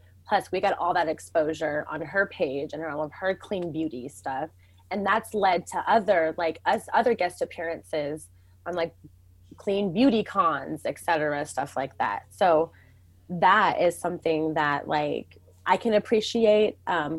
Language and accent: English; Mountlake Terrace, Washington, United States; who's going to know Mount Lake Terrace if you say that? I'm from Mount Lake Terrace.